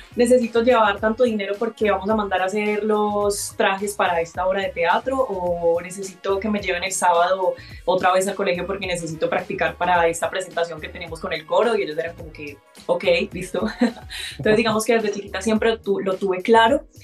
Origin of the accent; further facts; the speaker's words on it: Colombia; also born or lived in Barranquilla, Atlántico / Antioquia; yo soy mitad barranquillera, mitad paisa